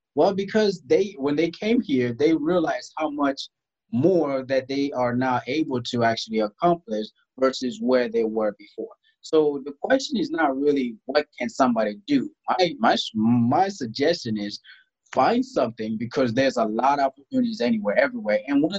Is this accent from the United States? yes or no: no; DR Congo; also born or lived in South Sudan; Growing up in Africa, I grew up in Congo. I was born in South Sudan. I grew up in Congo because we had a civil war that was happening at the time in South Sudan.